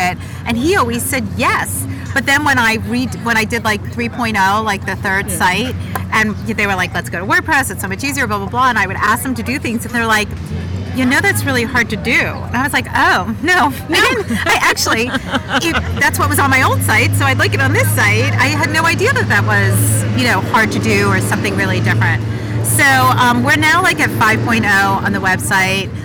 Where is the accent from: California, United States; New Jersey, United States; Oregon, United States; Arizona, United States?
New Jersey, United States; outside of New York City, New Jersey side, United States; now in Washington, D.C., United States; Growing up, I grew up outside of New York City